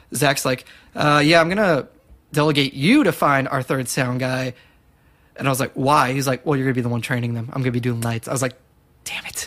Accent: Southlake, Texas, United States; in high school I was working at this gelato shop in my hometown of Southlake

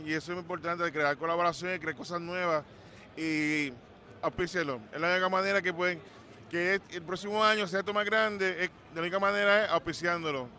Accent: Puerto Rico; nosotros como puertorriqueños podemos hacer un equipo que represente la isla

